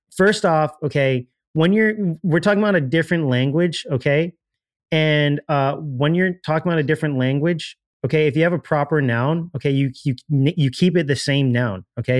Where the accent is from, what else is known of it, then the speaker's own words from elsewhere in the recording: Miami, Florida, United States; I'm from Miami